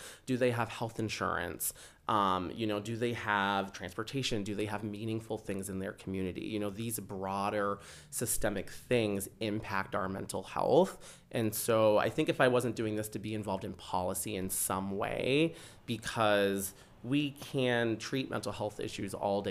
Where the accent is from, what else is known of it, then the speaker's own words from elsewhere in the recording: Rochester, Minnesota, United States; That is true. Yes. So I am from Rochester.